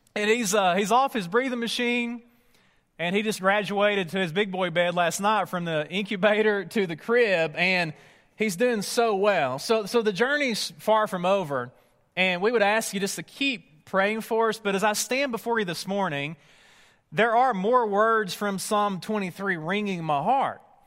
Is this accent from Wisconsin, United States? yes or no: no; East Tennessee, United States; Near my hometown